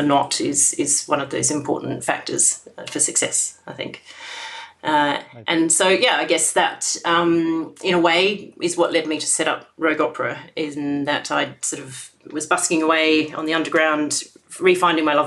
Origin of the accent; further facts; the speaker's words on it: Australia; when I was growing up in Australia